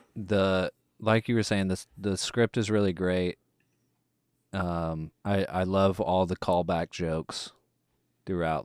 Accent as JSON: {"language": "English", "town": "Longview", "region": "Texas", "country": "United States", "tie": "born or raised there", "lives_now": "Houston, United States", "said": "my hometown of Longview, Texas"}